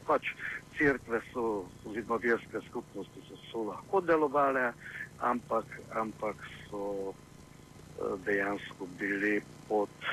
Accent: Slovenia; Slovenci smo

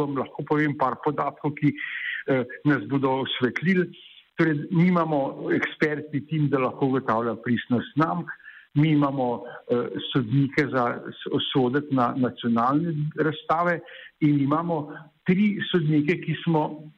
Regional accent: Slovenia

